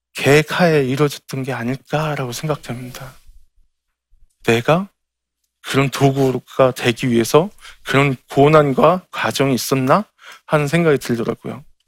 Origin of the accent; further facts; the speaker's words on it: Incheon, South Korea; 제 고향이 인천의 소래 포구예요